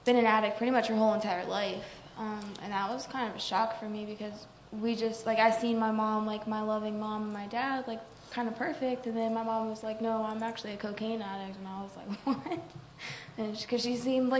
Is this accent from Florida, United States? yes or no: yes; Florida, United States; I'm from Florida